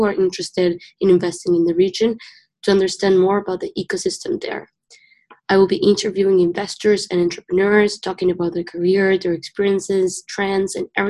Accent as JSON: {"language": "English", "country": "Uruguay", "tie": "born or raised there", "moved": "as an adult", "lives_now": "Rochester, United States", "said": "I was born and raised in Uruguay, but I'm currently a senior at the University of Rochester in New York."}